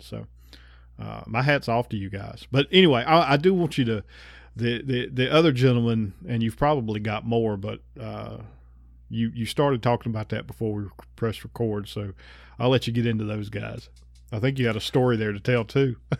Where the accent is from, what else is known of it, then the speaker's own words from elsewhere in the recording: North Carolina, United States; I grew up in North Carolina